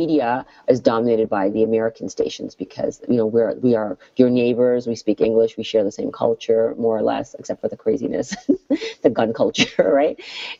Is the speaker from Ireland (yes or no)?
no; Canada; And so as a Canadian who grew up, you know, as a child who grew up in Canada, my comedy was very Canadian.